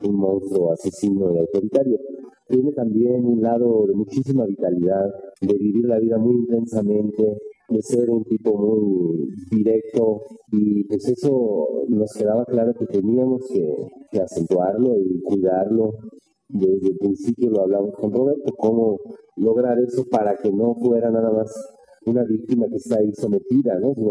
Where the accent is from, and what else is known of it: Mexico